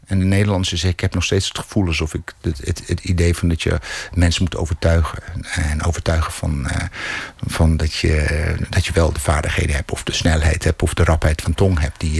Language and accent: Dutch; South Africa; first language English; Dutch is a second language; now in Netherlands; Ja, Engels is mijn eerste taal, eerste taal nog steeds.